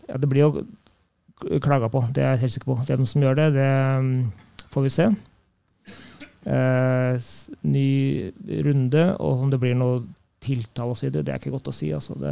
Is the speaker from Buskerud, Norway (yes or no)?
yes; Drammen, Buskerud, Norway; jeg vokste opp på Gullskogen i Drammen.